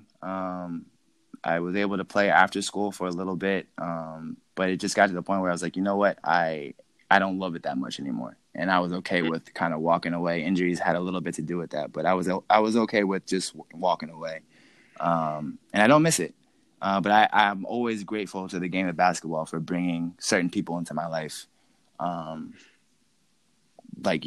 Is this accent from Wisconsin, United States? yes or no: no; New Jersey, United States; moved away as an adult; also born or lived in Argentina; He's the one that convinced me to move back to New Jersey.